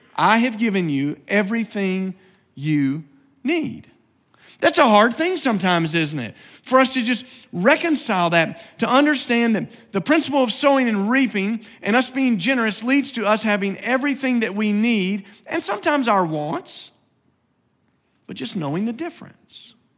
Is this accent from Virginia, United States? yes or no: yes; Virginia, United States; moved away; I grew up in Virginia and my dad grew up there